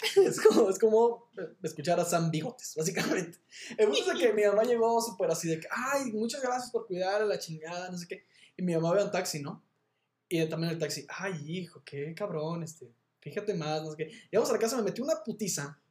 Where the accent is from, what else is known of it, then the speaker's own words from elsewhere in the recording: Monterrey, Nuevo León, Mexico; yo soy de Monterrey